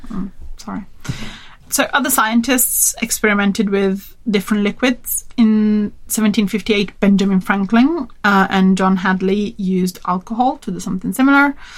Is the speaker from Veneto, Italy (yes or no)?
no; Turin, Piedmont, Italy; Turin, my hometown